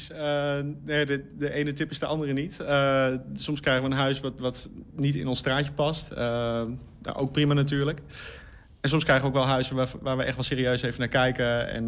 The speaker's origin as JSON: {"language": "Dutch", "town": "Hengelo", "region": "Overijssel", "country": "Netherlands", "said": "Ik kom oorspronkelijk uit Hengelo, ja."}